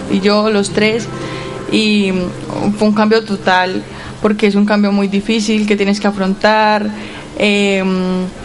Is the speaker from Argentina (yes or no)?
no; Colombia; Eh, bueno, soy de Colombia.